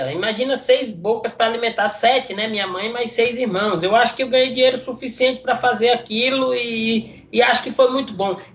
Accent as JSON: {"language": "Portuguese", "region": "Northeast Region", "country": "Brazil", "said": "nordestino, eu sou acostumado a comer caranguejo"}